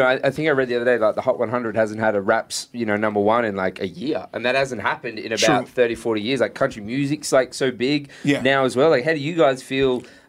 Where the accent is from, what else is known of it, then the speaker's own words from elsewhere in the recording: Australia; but even as an Australian